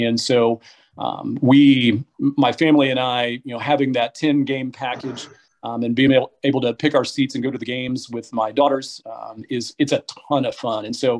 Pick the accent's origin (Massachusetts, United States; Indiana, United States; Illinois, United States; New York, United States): Indiana, United States; Muncie; So I have two older sisters, and I'm from Muncie. So growing up in Muncie